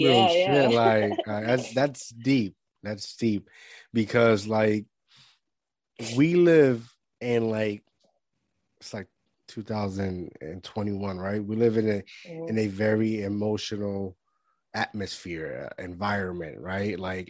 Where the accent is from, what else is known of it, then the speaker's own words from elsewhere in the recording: Puerto Rico; moved away; I grew up in Puerto Rico and that was like a jungle in itself. And then I came over here and I'm in the hood.